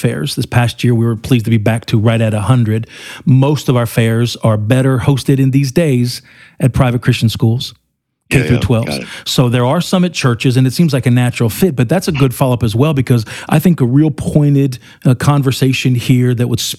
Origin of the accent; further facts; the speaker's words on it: Pennsylvania, United States; I come from Pennsylvania, where wrestling in high school and college, they take wrestling seriously